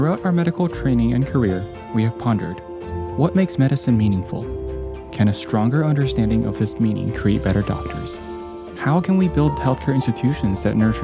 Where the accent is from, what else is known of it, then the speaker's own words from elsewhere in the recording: Taiwan; moved away; growing up in Taiwan